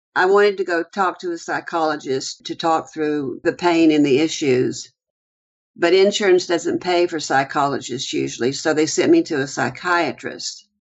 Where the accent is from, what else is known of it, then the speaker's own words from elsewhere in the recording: Houston, Texas, United States; I grew up in the Houston area on the east side of Houston, close to the Houston Ship Channel.